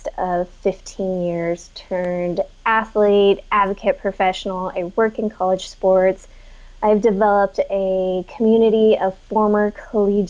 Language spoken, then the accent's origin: English; El Dorado Hills, California, United States; also born or lived in Folsom, California; I grew up in El Dorado Hills, kind of the outskirts